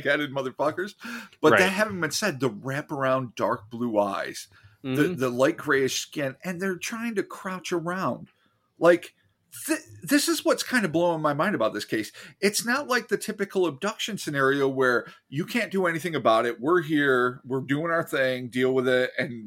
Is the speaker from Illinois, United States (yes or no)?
no; New York, United States; I'm a New Yorker